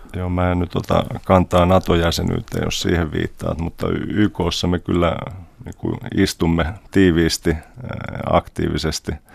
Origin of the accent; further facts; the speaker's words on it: Finland; also born or lived in Germany; now in New York, United States; synnyin Saksassa, mutta jo kuusivuotiaana sitten muutin vanhempieni kanssa Suomeen ja Suomessa kävin kouluja ja, ja opiskelin